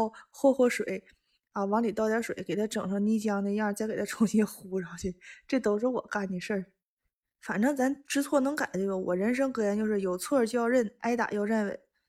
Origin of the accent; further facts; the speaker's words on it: Northeast China, China; 我是东北人。